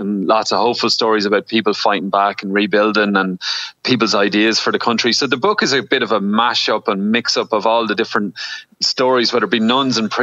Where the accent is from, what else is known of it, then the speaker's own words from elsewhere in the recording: Cootehill, Ulster, Ireland; particularly in rural Ireland, where I grew up in Cavan, in Coot Hill.